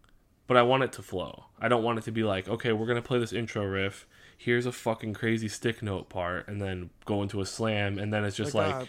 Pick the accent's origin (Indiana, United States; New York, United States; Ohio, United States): Indiana, United States; we're from Indiana.